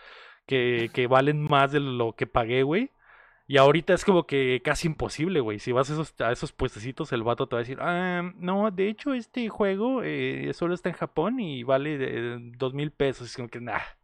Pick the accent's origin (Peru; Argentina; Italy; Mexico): Mexico; nuestra nación